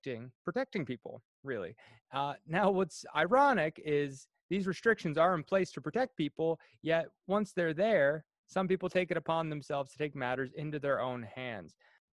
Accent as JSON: {"language": "English", "town": "Cardigan", "region": "Prince Edward Island", "country": "Canada", "moved": "as an adult"}